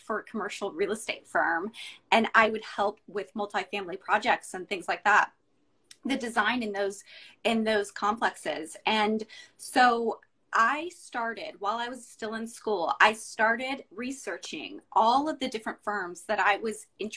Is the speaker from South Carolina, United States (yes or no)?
no; Dallas, Texas, United States; now in Houston, United States; I'm from Dallas originally, and I graduated from U of H.